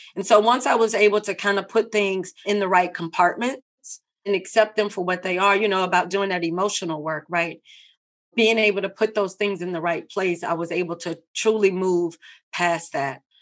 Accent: Baton Rouge, Louisiana, United States; I am born and raised in Baton Rouge, Louisiana. I am truly a Louisiana girl.

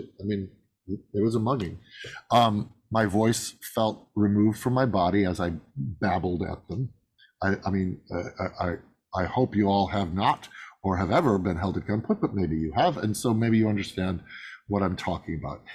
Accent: Midwest, United States; I was born in the Midwest to uh, middle

